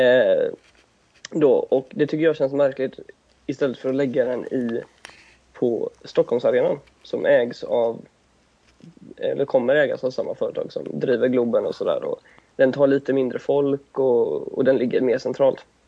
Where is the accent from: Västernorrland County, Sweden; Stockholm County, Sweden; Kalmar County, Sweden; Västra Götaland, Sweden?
Västra Götaland, Sweden; Gothenburg; jag kommer från Göteborg